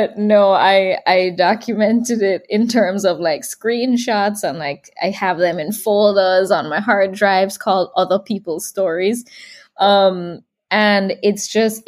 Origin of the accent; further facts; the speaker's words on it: Jamaica; also born or lived in California / Florida; now in Texas, United States; I do feel super connected to Jamaica